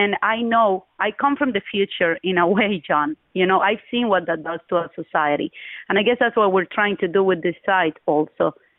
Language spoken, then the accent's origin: English; Costa Rica; moved away as an adult; also born or lived in Cuba; now in United States; I'm Cuban by birth. I tell people I'm Costa Rican by adoption, and I am an American by choice.